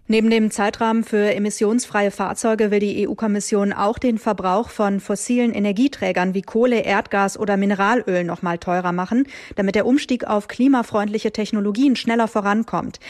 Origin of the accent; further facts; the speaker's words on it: Bavaria, Germany; bei uns in Bayern